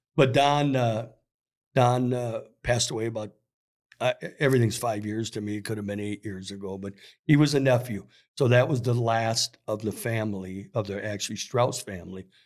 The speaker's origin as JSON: {"language": "English", "town": "South St. Paul", "region": "Minnesota", "country": "United States", "tie": "born or raised there", "said": "when I grew up in South Saint Paul, I went to a Polish church."}